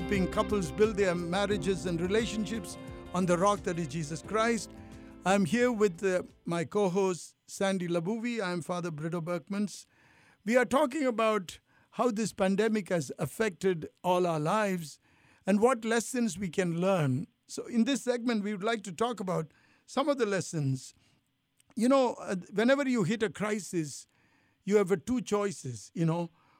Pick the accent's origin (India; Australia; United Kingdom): India; also born or lived in Italy; now in United States